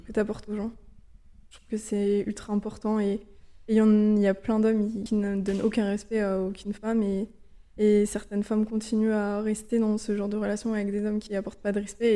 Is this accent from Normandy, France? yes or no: no; Lorient, Brittany, France; moved away as an adult; also born or lived in Budapest, Hungary; je suis originaire de Lorient en Bretagne